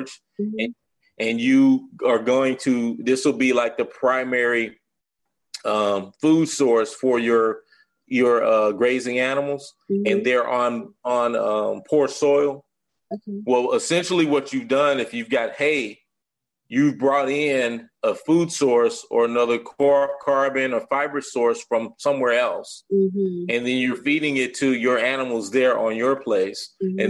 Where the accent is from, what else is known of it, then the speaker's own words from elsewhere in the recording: Arkansas, United States; moved away as an adult; now in Atlanta, United States; I'm originally from Arkansas, moved to Atlanta about 15 years ago.